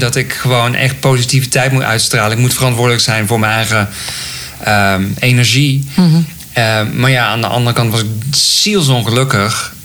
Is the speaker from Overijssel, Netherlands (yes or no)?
no; Raamsdonksveer, North Brabant, Netherlands; ik ben geboren in Raamsdonksveer. Misschien kan iemand het. Ligt uh, dicht bij Breda. En ehm, ja, ik groeide op